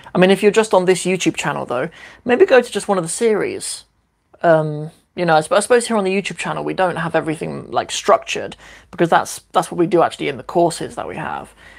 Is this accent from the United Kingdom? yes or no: yes; Cornwall, South West England, United Kingdom; also born or lived in Northampton; I was born in Northampton, which is a little kind of working class town here in the UK, and uh, moved to Cornwall when I was 11